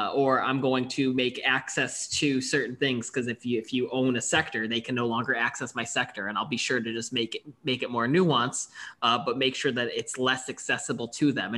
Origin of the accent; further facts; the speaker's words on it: Buffalo, New York, United States; I'm from Buffalo. I grew up a huge Buffalo Sabres fan.